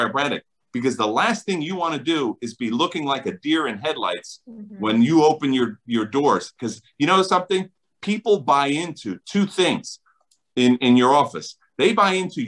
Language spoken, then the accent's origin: English; New Jersey, United States; I'm from New Jersey